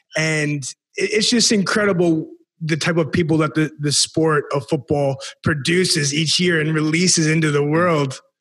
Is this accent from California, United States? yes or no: no; Sioux Falls, South Dakota, United States; I'm from Sioux Falls, South Dakota